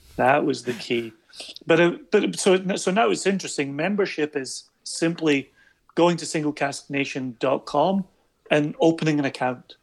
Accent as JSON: {"language": "English", "region": "Scotland", "country": "United Kingdom", "said": "For us in Scotland"}